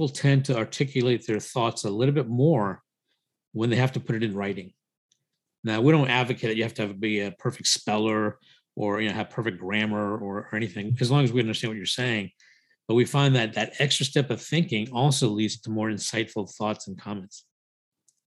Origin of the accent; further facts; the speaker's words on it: United States; also born or lived in India; raised in the US since the age of 4